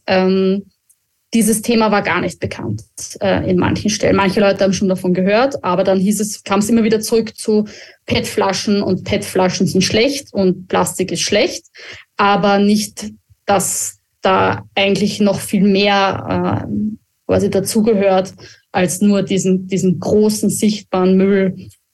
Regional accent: Austria; uns als Österreicher

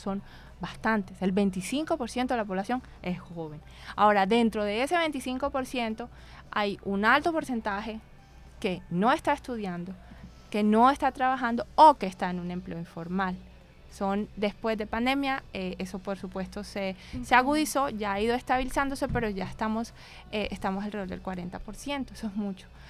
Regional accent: Barranquilla, Atlántico, Colombia; moved away as an adult; also born or lived in Bogotá; he trabajado en Bogotá durante varios años, viví en Bogotá, pero yo soy de aquí de Barranquilla

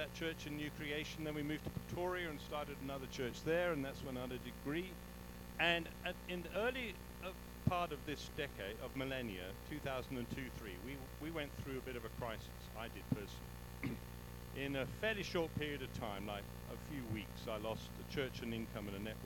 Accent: England, United Kingdom; moved away as an adult; now in South Africa; I was brought up in England

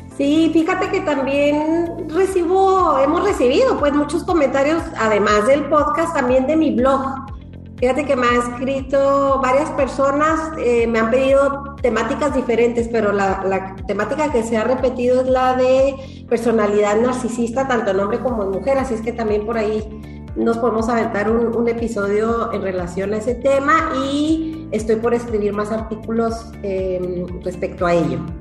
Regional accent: Chihuahua, Mexico; moved away as an adult; also born or lived in Málaga, Spain; now in Chile; en la ciudad de Chihuahua, de donde yo soy originaria

